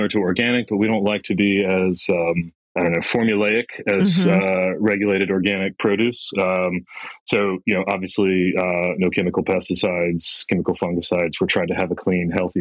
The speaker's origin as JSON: {"language": "English", "country": "United States", "also_born_or_lived": "New York", "moved": "as an adult", "lives_now": "Western Australia, Australia", "said": "My background, you can hear from my accent. I'm from United States"}